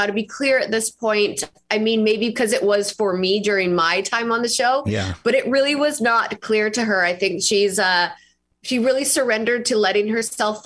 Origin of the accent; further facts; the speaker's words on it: Canada; moved away as an adult; now in Nashville, United States; I'm from Canada originally. And then I moved to Nashville about 6 years ago, and I've been there ever since.